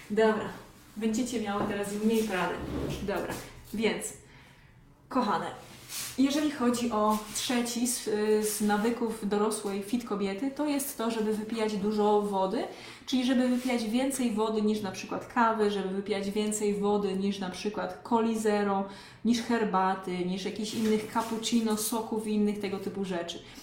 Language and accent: Polish; Lesser Poland, Poland; pochodzę z małej miejscowości w Małopolsce